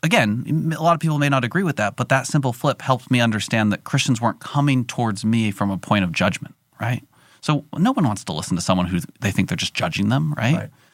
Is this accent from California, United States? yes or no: yes; California, United States; I'm from California